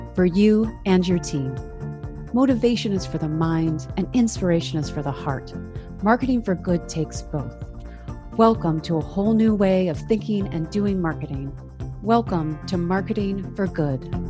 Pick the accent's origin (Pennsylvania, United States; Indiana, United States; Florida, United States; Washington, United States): Washington, United States; Seattle; also born or lived in Vancouver, Canada; we moved from Vancouver to Seattle, or the Seattle area